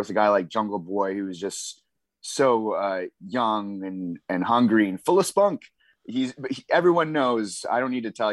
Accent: British Columbia, Canada; Growing up in Western Canada, I grew up loving the Harts

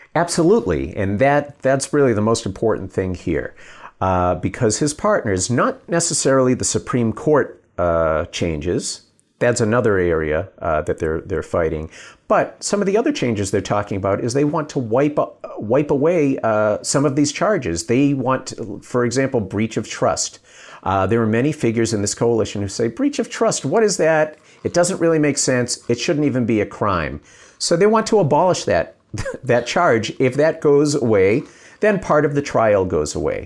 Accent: United States; now in Israel; I'm American

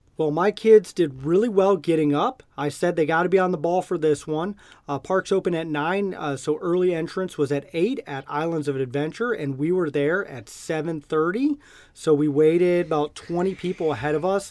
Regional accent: Nebraska, United States; we're from Nebraska

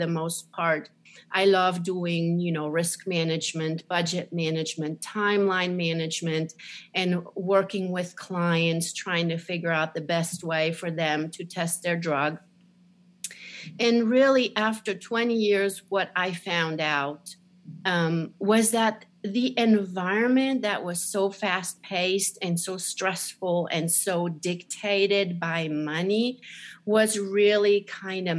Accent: Switzerland; moved away; also born or lived in Zurich; I was born in Switzerland, very small country in the middle of Europe

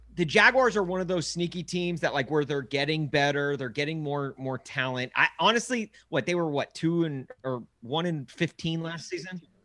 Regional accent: Nashville, Tennessee, United States; I grew up in Nashville

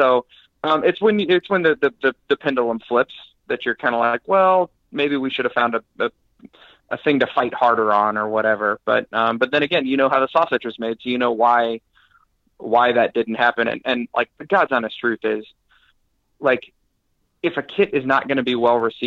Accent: Kansas City, United States; People asked me where I was from. I said Kansas City.

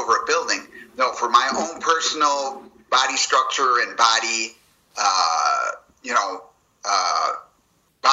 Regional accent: Chicago, Illinois, United States; because I'm from Chicago

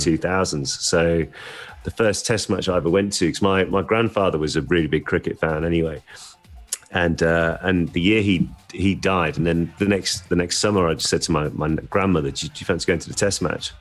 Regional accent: Birmingham, West Midlands, United Kingdom; I grew up in North Birmingham

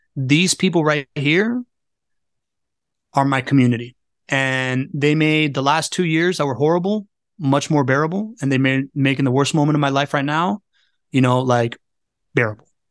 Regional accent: Miami, Florida, United States; I grew up in Miami

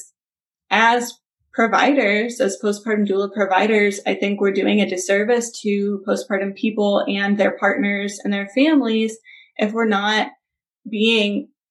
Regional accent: Memphis, Tennessee, United States; moved away as an adult; also born or lived in Los Angeles, United States / Valencia, California, United States; my hometown, Memphis

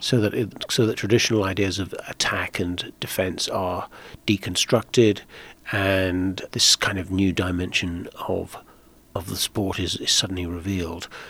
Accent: Netherlands; moved away; I grew up in Holland, uh, for the main part and played soccer there

